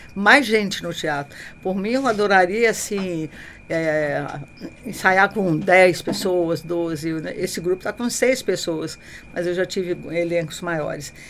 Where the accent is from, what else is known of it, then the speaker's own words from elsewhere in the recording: Juiz de Fora, Minas Gerais, Brazil; eu nasci em Juiz de Fora